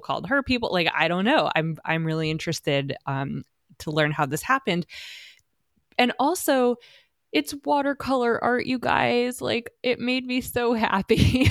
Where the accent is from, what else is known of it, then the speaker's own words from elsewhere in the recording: United States; as an American art historian